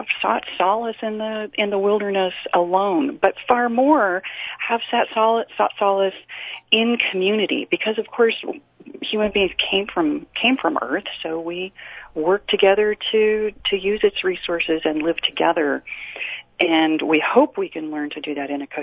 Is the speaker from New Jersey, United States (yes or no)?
no; Utah, United States; also born or lived in New York City; I have lived in Utah since grade school. I was born in New York City